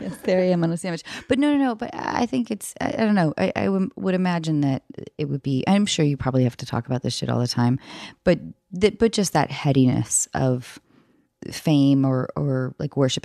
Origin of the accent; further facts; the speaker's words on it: north of Seattle, Washington, United States; moved away; I was back in my hometown north of Seattle